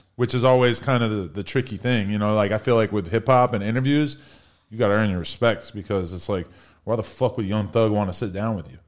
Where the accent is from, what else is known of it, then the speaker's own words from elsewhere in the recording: Nashua, New Hampshire, United States; moved away; also born or lived in Los Angeles; I am from a place called Nashua, New Hampshire, also known as Hash Brown Town